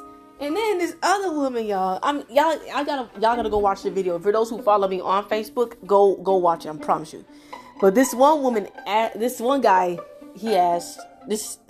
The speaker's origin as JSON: {"language": "English", "country": "United States", "tie": "born or raised there", "also_born_or_lived": "Florida, United States", "lives_now": "Texas, United States", "said": "I was raised in Florida in Texas, and I live in Texas now"}